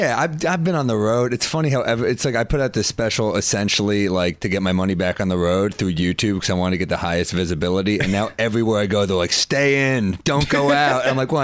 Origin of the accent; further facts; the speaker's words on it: New York City, New York, United States; I'm from New York City.